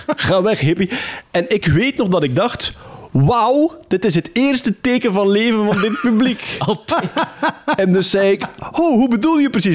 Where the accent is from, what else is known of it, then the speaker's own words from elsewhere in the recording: Wachtebeke, Flanders, Belgium; Opgegroeid in Wachtenbeek, plattelandsdorp.